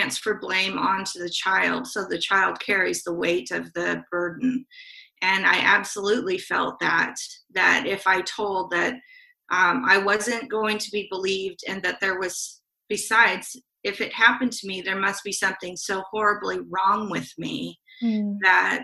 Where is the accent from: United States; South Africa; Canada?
United States; Salem, Oregon; also born or lived in Portland, Oregon; I was born in Salem and grew up between Salem and an outskirt of Portland